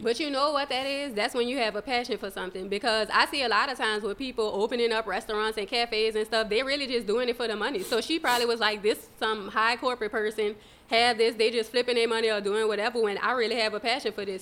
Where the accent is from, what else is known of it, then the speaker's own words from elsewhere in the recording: New Orleans, Louisiana, United States; I was born and raised in New Orleans.